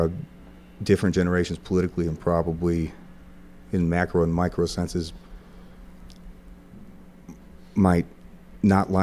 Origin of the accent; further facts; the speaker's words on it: Wentzville, Missouri, United States; also born or lived in St. Louis, Missouri; I grew up in Wentzville, Missouri.